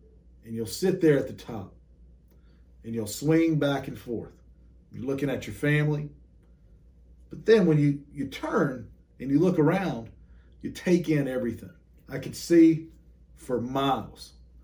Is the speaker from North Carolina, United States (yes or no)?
yes; Cleveland County, North Carolina, United States; I grew up in Cleveland County. It's a couple of counties over west of Charlotte, of Mecklenburg County